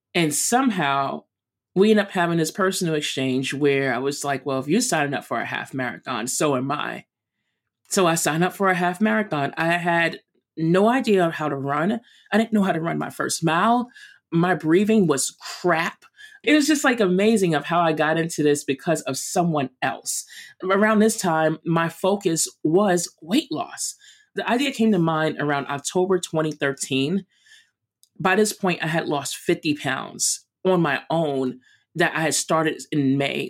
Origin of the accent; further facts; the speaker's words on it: New York, United States; I'm a East Coast girl, I'm from New York